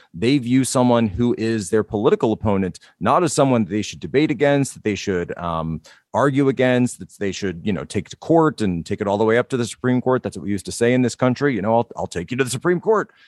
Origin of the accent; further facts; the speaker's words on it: Philadelphia, Pennsylvania, United States; I'm from the Philadelphia area myself